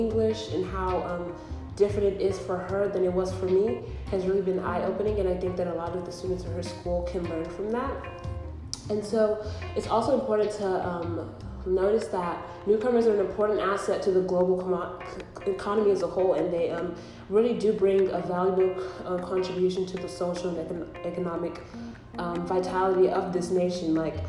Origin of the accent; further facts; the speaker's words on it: Nigeria; moved away; because I myself am an immigrant. I came here in 2007 from Nigeria